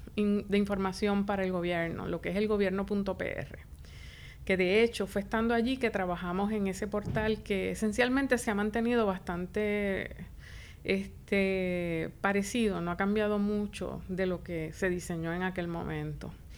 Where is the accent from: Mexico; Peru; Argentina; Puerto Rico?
Puerto Rico; Isabela; also born or lived in Río Piedras, Puerto Rico / Chicago, United States; nací, me crié en Isabela Estudié en las escuelas públicas de Isabela.